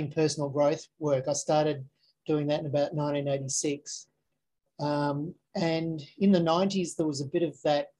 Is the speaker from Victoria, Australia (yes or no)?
yes; Frankston, Victoria, Australia; moved away; also born or lived in Adelaide, South Australia / Queensland; I was born in Adelaide and then we moved to the Mornington Peninsula. So at Frankston